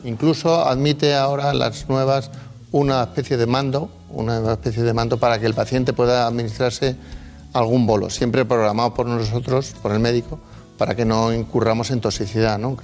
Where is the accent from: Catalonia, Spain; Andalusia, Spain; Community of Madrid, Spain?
Community of Madrid, Spain; Madrid; yo nací en Madrid, pero eh, los orígenes de mis padres en, en Palencia